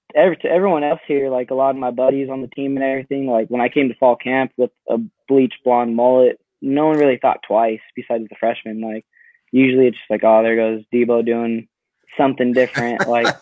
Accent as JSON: {"language": "English", "town": "Casa Grande", "region": "Arizona", "country": "United States", "tie": "born or raised there", "moved": "as an adult", "lives_now": "Iowa, United States", "said": "So I'm originally from Casa Grande, Arizona. It's about smack center right between Phoenix and Tucson."}